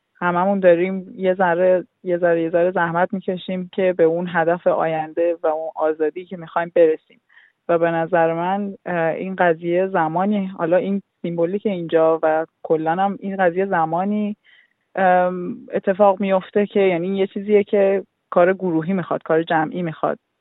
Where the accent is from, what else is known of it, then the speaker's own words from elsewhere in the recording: Iran; now in Australia; ماها که خارج از ایرانیم